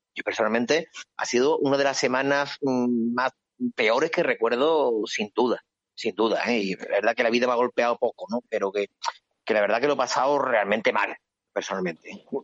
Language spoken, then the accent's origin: Spanish; Seville, Andalusia, Spain; las cofradías somos sevillanos y somos, por cierto, una, gran parte de la población de Sevilla